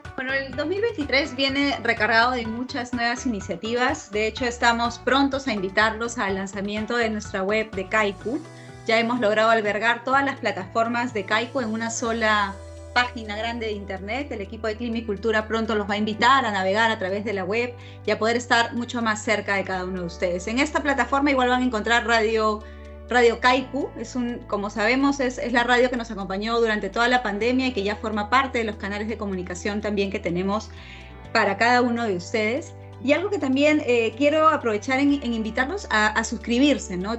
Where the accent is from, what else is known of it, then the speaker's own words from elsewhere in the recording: Peru; como peruanos